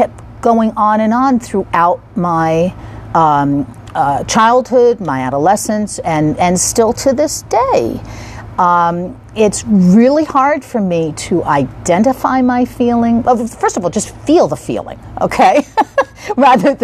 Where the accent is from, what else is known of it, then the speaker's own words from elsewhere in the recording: East Coast, United States; I'm from the East Coast